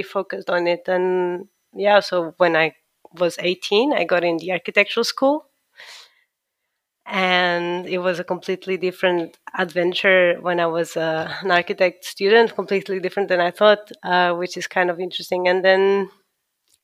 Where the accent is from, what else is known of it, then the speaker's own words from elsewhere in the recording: Lisbon, Portugal; moved away as an adult; also born or lived in Milan; now in London, United Kingdom; I am an architect from Lisbon. I graduated in Lisbon.